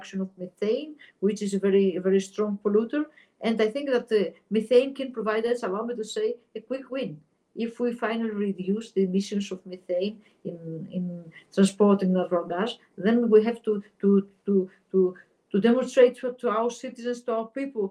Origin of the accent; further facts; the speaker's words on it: Greece; my home country, Greece